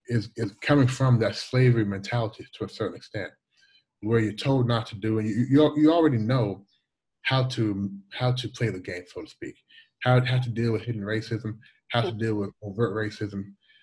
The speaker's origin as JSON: {"language": "English", "town": "Louisville", "region": "Kentucky", "country": "United States", "tie": "born or raised there", "also_born_or_lived": "Toronto, Canada / Washington, D.C. / upstate New York", "moved": "as an adult", "lives_now": "China", "said": "When I was 8 years old, almost 8 years old, 1980, we moved from Toronto to Louisville, Kentucky. My parents were Jamaican."}